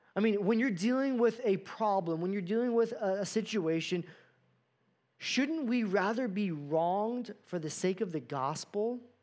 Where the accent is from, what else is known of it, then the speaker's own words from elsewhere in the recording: United States; American Christians